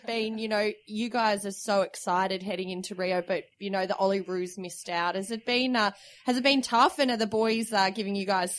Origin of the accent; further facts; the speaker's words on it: Bathurst, New South Wales, Australia; I'm from Bathurst